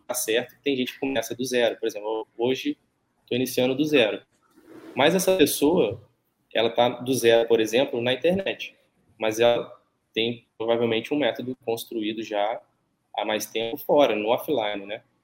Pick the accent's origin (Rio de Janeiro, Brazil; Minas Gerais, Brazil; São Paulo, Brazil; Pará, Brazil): Rio de Janeiro, Brazil; Barra Mansa